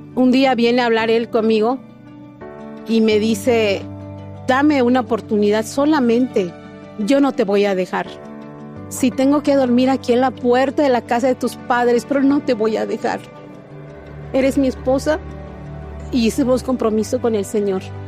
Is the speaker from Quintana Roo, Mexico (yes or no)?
yes; Cozumel, Quintana Roo, Mexico; soy de Cozumel, Quintana Roo